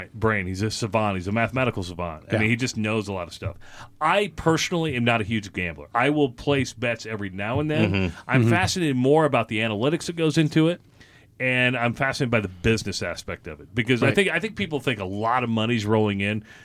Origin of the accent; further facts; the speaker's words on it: Minden, Iowa, United States; moved away as an adult; also born or lived in Des Moines, Iowa; now in Omaha, United States; I grew up in Iowa. I'm a small farm kid out of Minden, Iowa